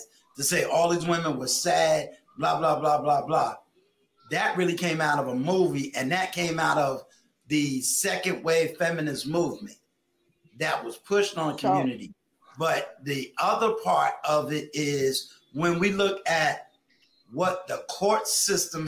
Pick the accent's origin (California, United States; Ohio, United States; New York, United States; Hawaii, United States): New York, United States; I'm from New York